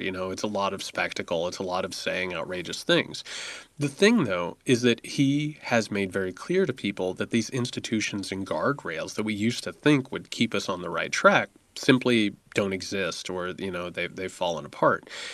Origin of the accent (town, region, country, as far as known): United States